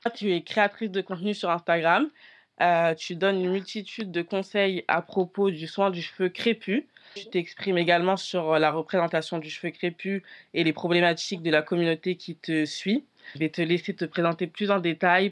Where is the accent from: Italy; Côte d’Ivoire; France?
France; je suis née en France et je suis très peu allée en Afrique